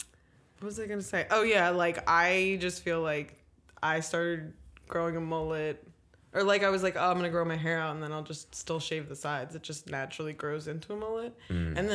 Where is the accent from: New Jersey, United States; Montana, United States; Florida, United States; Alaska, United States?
New Jersey, United States; I'm from Jersey